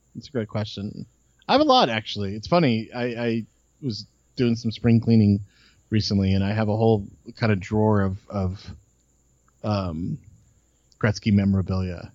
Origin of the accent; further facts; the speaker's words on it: Los Angeles, California, United States; I grew up in um in Los Angeles, uh, like, like up Beverly Glen, like kind of between Sherman Oaks, Bel Air area